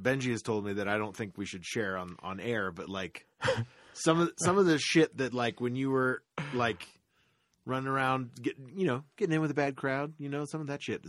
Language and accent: English; Florida, United States; growing up in Florida